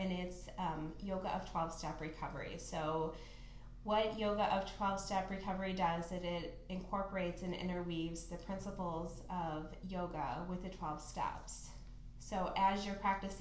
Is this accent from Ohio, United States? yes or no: yes; Perrysburg, Ohio, United States; I actually grew up in Perrysburg